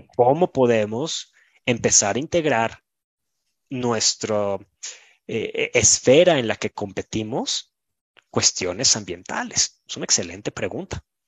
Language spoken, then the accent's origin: Spanish; Mexico; Yo soy mexicano